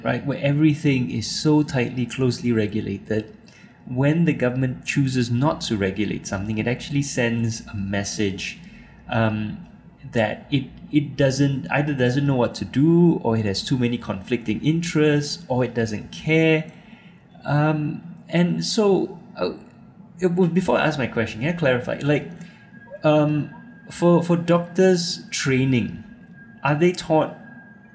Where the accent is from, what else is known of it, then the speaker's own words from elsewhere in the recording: Singapore; I'm a Singaporean citizen